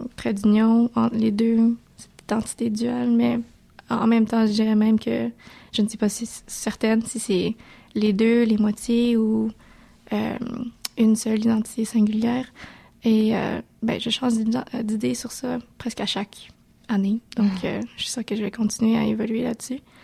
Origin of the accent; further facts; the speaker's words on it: Montreal, Quebec, Canada; si je disais Montréal